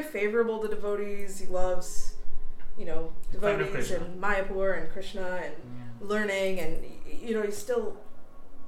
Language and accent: English; Trinidad & Tobago; moved away; I'm an American citizen, but I was born in Trinidad